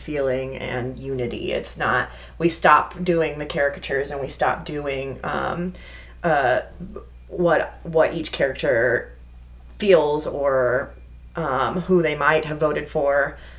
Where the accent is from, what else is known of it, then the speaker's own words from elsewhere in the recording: Texas, United States; moved away; I'm originally from Texas